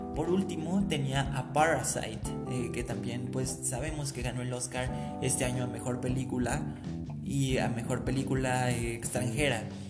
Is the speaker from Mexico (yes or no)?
yes; Mexico; no solo en México, que es de donde soy